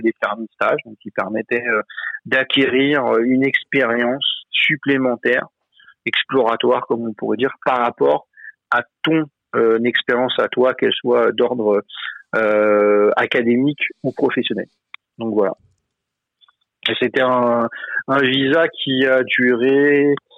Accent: Seine-Saint-Denis, Île-de-France, France; moved away as an adult; now in Montreal, Canada; je suis originaire de Seine-Saint-Denis. J'ai grandi toute ma vie en Seine-Saint-Denis

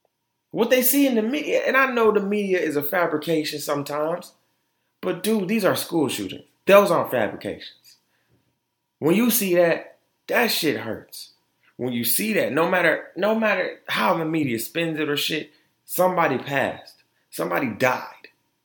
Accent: Florida, United States; born there; also born or lived in Detroit, United States; if you know me, I was born in Florida. Moved to Detroit.

